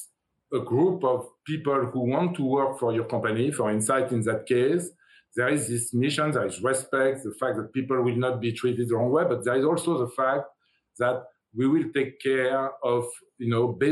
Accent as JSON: {"language": "English", "country": "France", "moved": "as an adult", "lives_now": "United States", "said": "I come from France. I come from Europe. I came to the U.S. 30 years ago."}